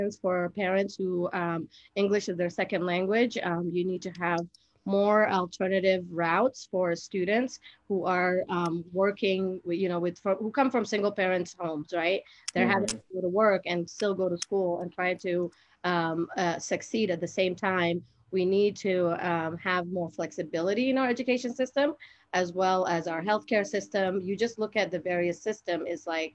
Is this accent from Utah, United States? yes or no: yes; Salt Lake City, Utah, United States; also born or lived in Somalia / Kenya; I grew up in Rose Park. I went to West High School.